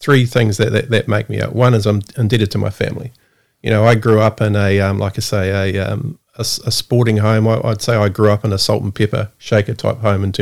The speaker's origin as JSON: {"language": "English", "town": "Porirua", "region": "Wellington", "country": "New Zealand", "tie": "born or raised there", "said": "I born, bred, and probably poorly educated in Porirua."}